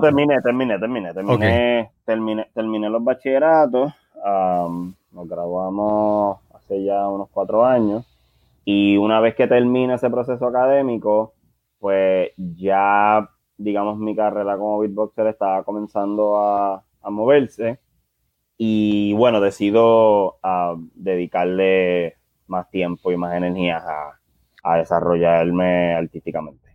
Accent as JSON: {"language": "Spanish", "town": "San Juan", "country": "Puerto Rico", "tie": "born or raised there", "said": "somos del barrio Monacillo, la Marina en, en, Río Piedras, ese barrio que corresponde entre Río Piedras y Guaynabo"}